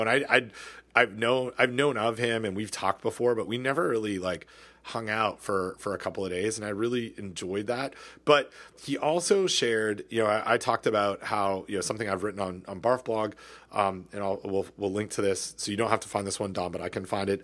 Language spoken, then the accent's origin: English; Southern Ontario, Canada; I grew up in Southern Ontario